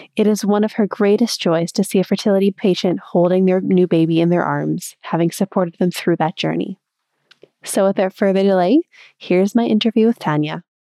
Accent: Canada; growing up in Canada

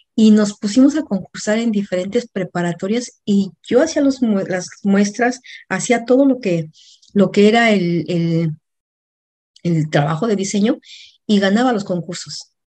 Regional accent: Mexico; moved away as an adult; also born or lived in Mexico City, Mexico; now in Atlanta, United States; mexicana, vivo en Atlanta, Georgia

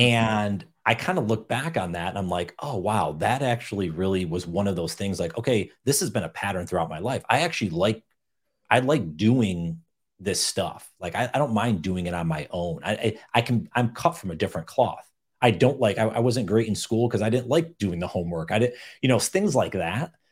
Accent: upstate New York, United States; I grew up in upstate New York

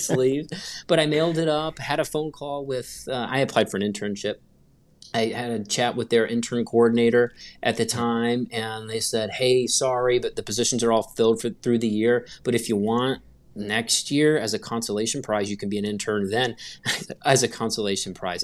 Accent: Gastonia, North Carolina, United States; I grew up in North Carolina uh, in a little town called Gastonia, North Carolina

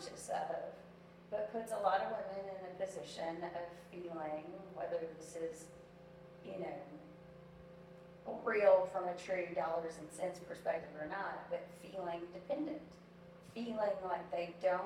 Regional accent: the South, United States; I am from the South

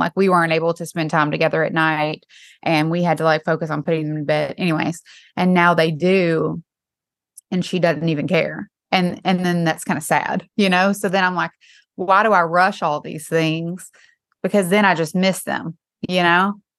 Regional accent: East Tennessee, United States; now in Nashville, United States; I'm from East Tennessee.

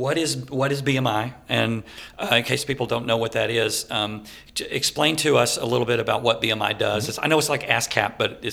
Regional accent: Dallas, Texas, United States; I always tell the story that I grew up in Dallas and playing all these clubs and in the band … and all

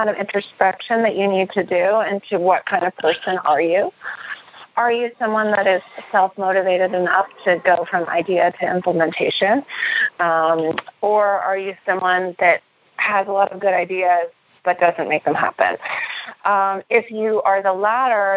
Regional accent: New York City, New York, United States; I'm from New York City

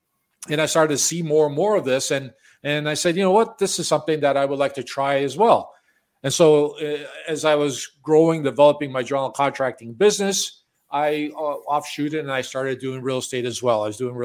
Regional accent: Chicago, Illinois, United States; moved away as an adult; also born or lived in Florida; now in Toronto, Canada; I was born and raised in Chicago

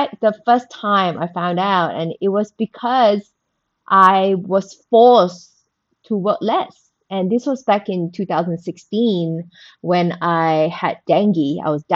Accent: Malaysia; I was born and bred in Malaysia. So I went to school in Malaysia

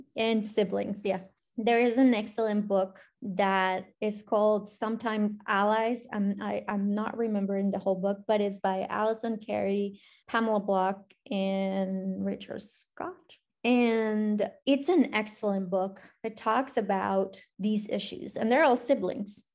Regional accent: Colombia; English is a second language; now in Cincinnati, United States; I was born and raised in Colombia

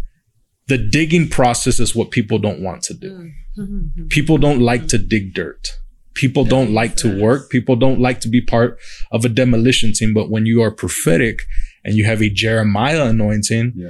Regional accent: Uvalde, Texas, United States; moved away as an adult; now in San Antonio, United States; I grew up in Uvalde

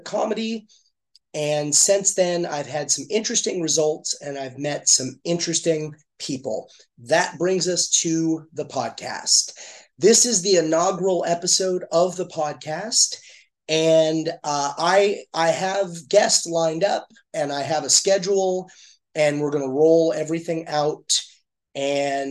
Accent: Eastern Los Angeles County, California, United States; I grew up in Eastern Los Angeles County

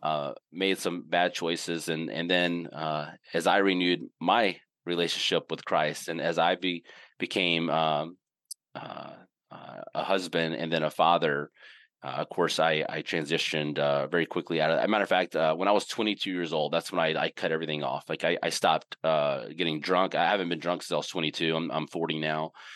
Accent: Indianola, Mississippi, United States; now in North Carolina, United States; I grew up in Mississippi, uh, in a little town called Indianola

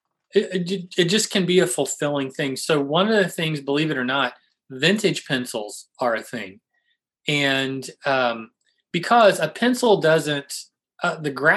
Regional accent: St. Louis, Missouri, United States; I'm from St. Louis

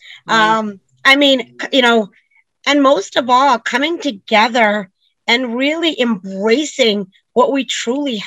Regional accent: New York, United States; I grew up in New York

